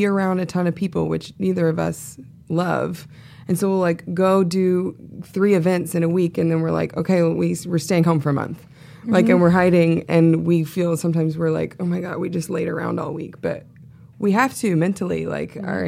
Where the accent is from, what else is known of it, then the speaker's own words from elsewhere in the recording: the South, United States; I'm from the South